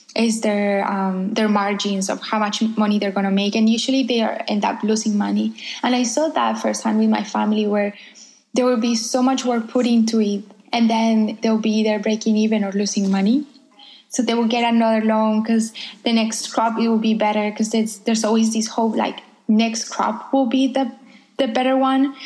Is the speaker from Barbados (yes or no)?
no; Coffee Belt, Colombia; moved away; I was born and raised in a coffee farm in Colombia